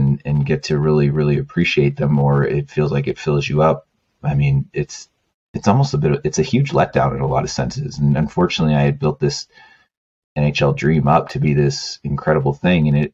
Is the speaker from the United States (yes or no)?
no; Canada; moved away; being Canadian